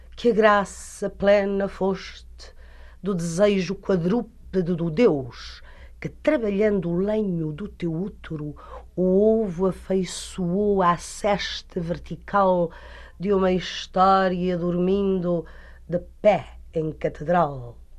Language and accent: Portuguese; Portugal; sou portuguesa